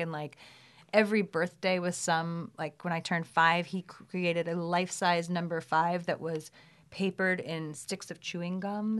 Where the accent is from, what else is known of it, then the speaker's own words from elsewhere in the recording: New York City, New York, United States; moved away as an adult; now in Los Angeles, United States; I grew up in Brooklyn in Brooklyn Heights